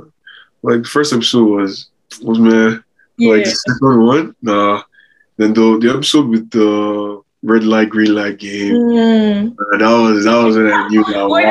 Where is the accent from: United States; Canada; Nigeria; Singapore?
Nigeria; I'm Nigerian, obviously. I'm an Igbo boy